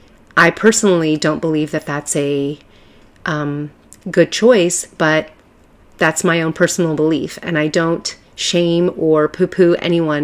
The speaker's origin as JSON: {"language": "English", "region": "Southern California", "country": "United States", "said": "I'm from Southern California, and let me tell you, it is a huge metropolis."}